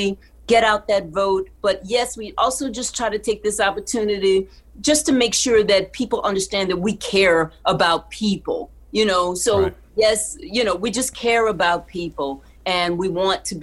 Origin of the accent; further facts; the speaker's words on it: Texas, United States; I grew up in Texas